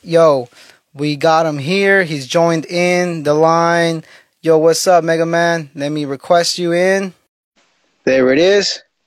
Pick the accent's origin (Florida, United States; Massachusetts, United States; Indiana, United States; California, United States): California, United States; Salinas; I'm from Salinas